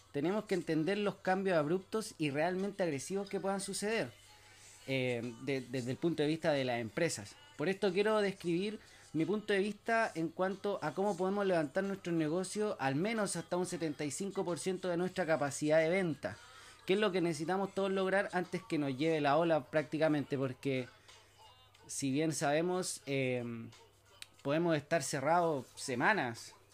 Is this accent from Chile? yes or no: yes; Chile; soy de Chile